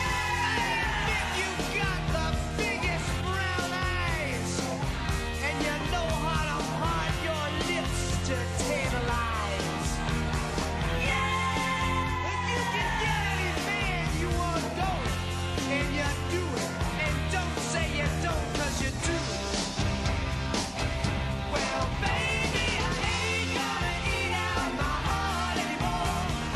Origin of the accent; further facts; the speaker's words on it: New York City, New York, United States; also born or lived in Los Angeles; New York City is my hometown